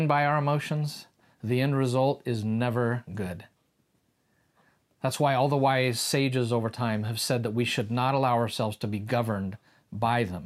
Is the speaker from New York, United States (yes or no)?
no; Kansas, United States; we're from Kansas